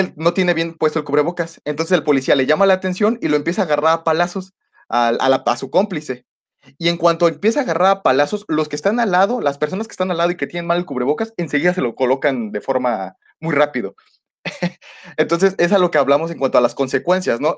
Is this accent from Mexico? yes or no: yes; Mexico; nosotros como mexicanos